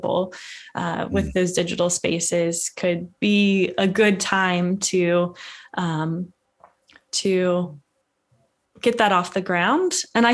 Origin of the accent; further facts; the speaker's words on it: West Virginia, United States; moved away as an adult; I am from West Virginia and moved away for a little period in my life for school and work, and came back about 3.5 years ago.